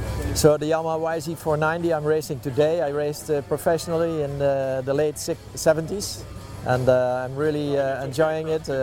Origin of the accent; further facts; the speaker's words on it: Netherlands; I'm from Holland.